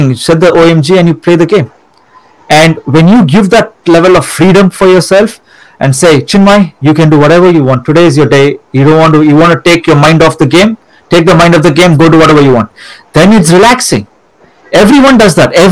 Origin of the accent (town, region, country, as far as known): India; born or raised there; moved away